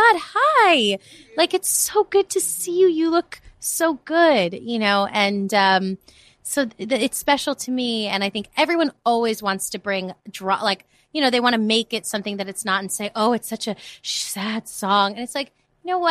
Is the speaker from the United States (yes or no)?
yes; New York City, New York, United States; moved away as an adult; now in Los Angeles, United States; I grew up in the Bronx. I'm from New York.